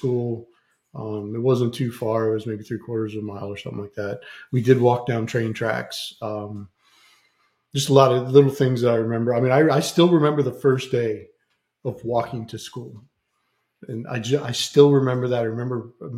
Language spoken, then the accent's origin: English; near Immokalee, Southwest Florida, United States; moved away; Immokalee, Florida, which is like 30 minutes away from my hometown